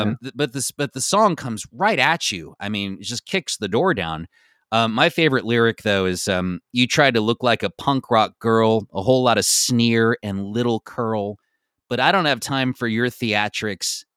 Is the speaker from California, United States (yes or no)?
yes; Bay Area, California, United States; growing up in the Bay Area